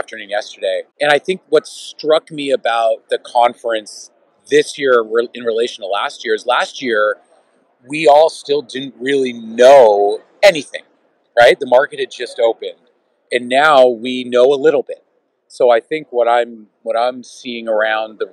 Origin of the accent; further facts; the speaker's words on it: Canada; we're Canadian. We're not just Ontarians